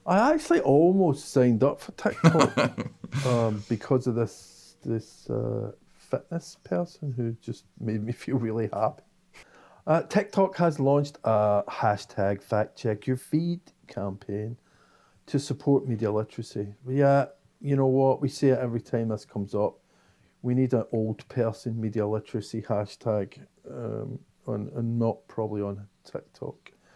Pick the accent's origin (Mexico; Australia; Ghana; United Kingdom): United Kingdom; Scotland; I am Scottish